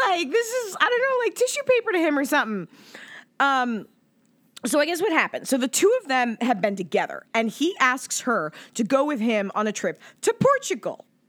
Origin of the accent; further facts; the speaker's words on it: Pacific Northwest, United States; I grew up in the Pacific Northwest